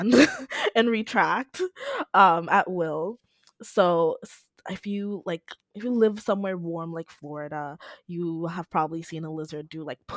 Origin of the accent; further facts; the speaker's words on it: Dominica; I'm from the Commonwealth of Dominica in the Caribbean, and the island I'm from